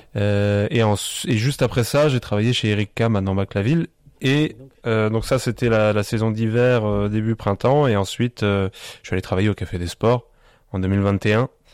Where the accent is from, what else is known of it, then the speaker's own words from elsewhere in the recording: Biederthal, Grand Est, France; moved away as an adult; also born or lived in Colmar / Strasbourg; je suis originaire du village de Bidertal